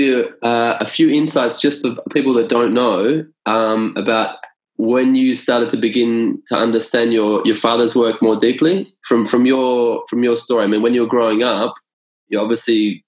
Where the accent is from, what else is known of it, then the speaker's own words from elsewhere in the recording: Australia; I'm from Australia.